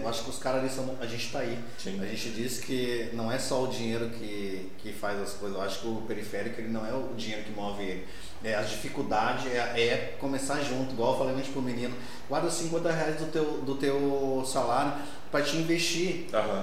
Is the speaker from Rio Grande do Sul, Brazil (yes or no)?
yes; Gaúcho, Rio Grande do Sul, Brazil; nós somos gaúchos